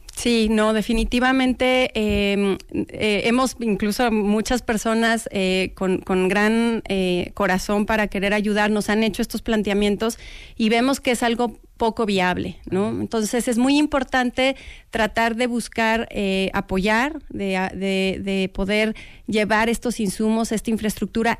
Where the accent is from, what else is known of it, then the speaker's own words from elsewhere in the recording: Mexico; como mexicanos